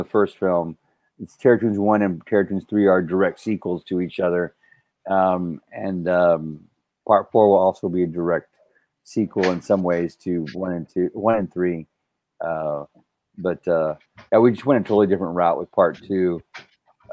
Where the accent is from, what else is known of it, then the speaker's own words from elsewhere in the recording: South Texas, United States; growing up, I grew up in South Texas